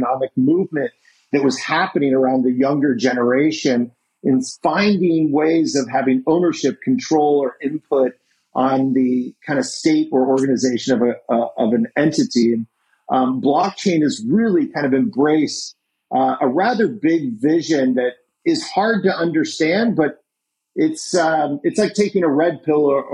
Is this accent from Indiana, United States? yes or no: yes; Indiana, United States; moved away; I grew up in Indiana